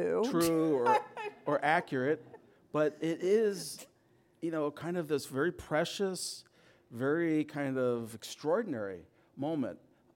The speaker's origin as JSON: {"language": "English", "town": "Brooklyn", "region": "New York", "country": "United States", "tie": "born or raised there", "said": "I was raised in Brooklyn."}